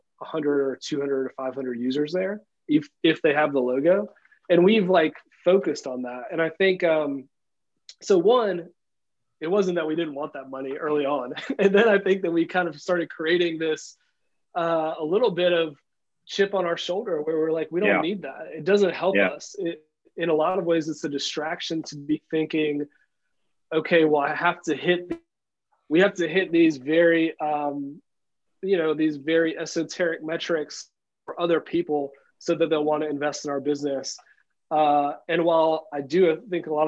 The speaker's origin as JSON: {"language": "English", "region": "Tennessee", "country": "United States", "said": "we're just dudes from Tennessee"}